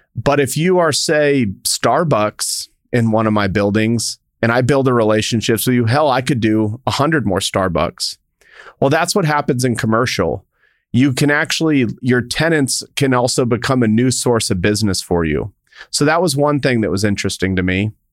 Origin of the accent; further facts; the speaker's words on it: El Paso, Texas, United States; I grew up in El Paso, Texas